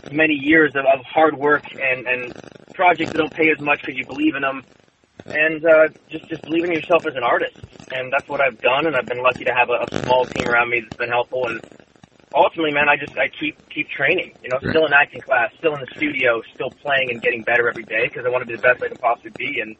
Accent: San Diego, California, United States; I grew up in San Diego

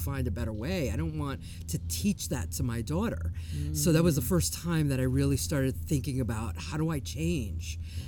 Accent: New York, United States; I was born and raised in New York

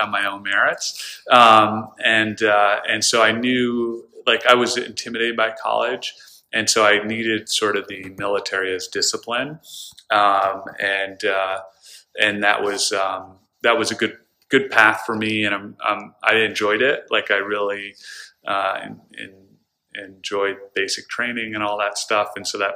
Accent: the Adirondacks, New York, United States; now in Stamford, United States; growing up in the Adirondacks

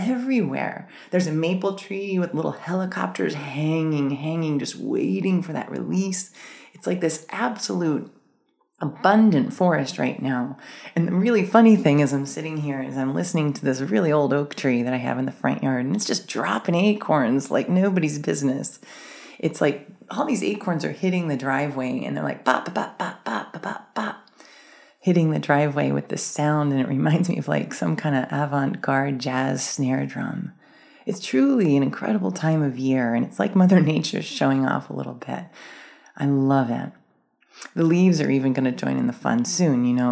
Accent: Maryland, United States; I grew up in Maryland

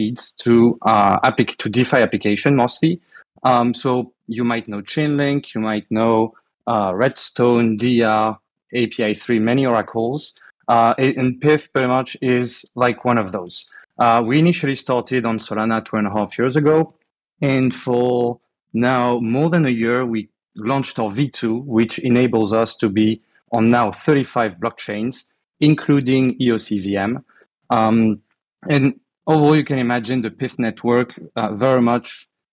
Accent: France; accent: French; English is a second language; you'll hear from my accent anyway, but I'm French. I live in Europe

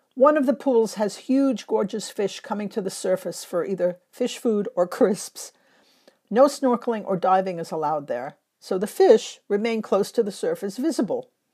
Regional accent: Los Angeles, California, United States; now in London, United Kingdom; one in Los Angeles, my hometown

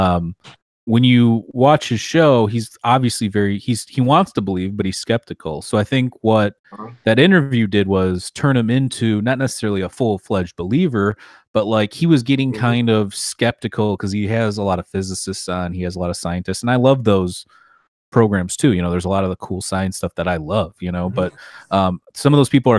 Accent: Michigan, United States; my home state of Michigan

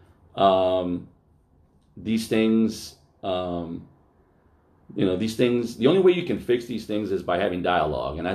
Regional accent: Altadena, California, United States; I grew up in West Altadena

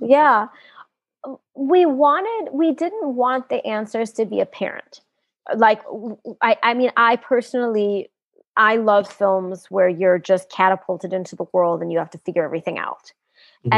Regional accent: United States; moved away as an adult; now in South Africa; I grew up in the U.S.

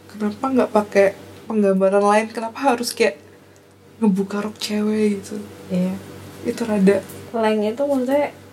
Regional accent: Java, Indonesia; kita orang Jawa yang aneh banget

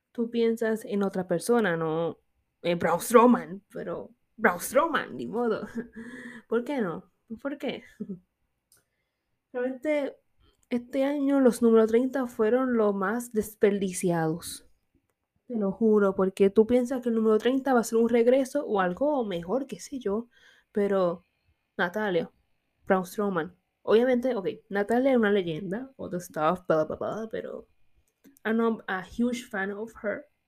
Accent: Puerto Rico; yo soy boricua, proud

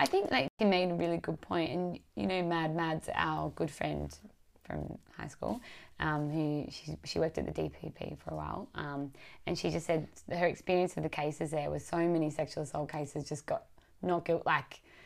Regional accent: Wollongong, New South Wales, Australia; we're all kindred spirits from the Gong um, me from the northern suburbs

